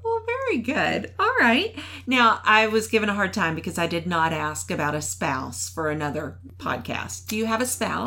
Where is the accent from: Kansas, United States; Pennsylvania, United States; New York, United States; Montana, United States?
Kansas, United States; also born or lived in Wichita, Kansas; now in Virginia, United States; I'm from Kansas